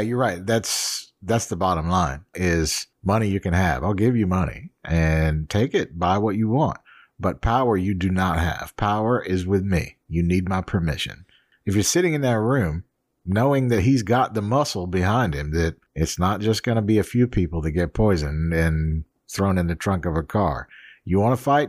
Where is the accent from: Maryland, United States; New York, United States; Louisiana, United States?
Louisiana, United States; New Orleans; I grew up in New Orleans, so off and on